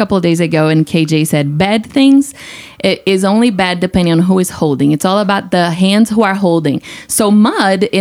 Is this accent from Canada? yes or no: no; Brazil; moved away as an adult; now in United States; So I am from Brazil. I guess that's the primary thing to know about me. I have been living in America for about 15 years